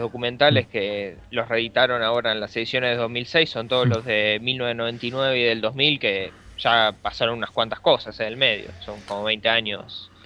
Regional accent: Argentina; nunca salí de Argentina

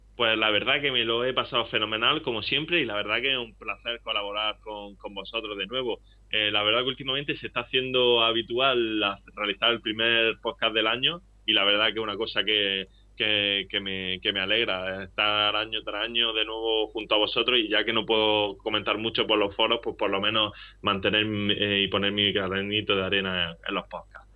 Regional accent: Spain

